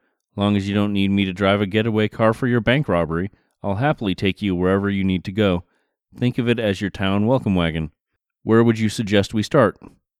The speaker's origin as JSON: {"language": "English", "town": "Stockbridge", "region": "Massachusetts", "country": "United States", "tie": "born or raised there", "said": "my hometown of Stockbridge, Massachusetts"}